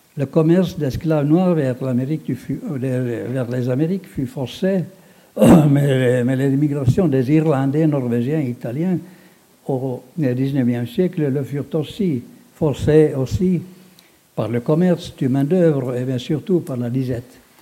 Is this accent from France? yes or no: no; Finland; chez nous dans le Grand-Duché de Finlande